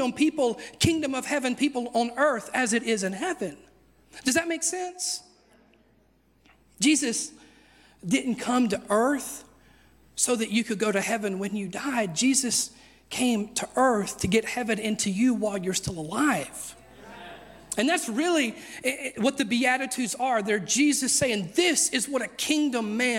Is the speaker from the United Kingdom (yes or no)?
no; United States; I'm very American.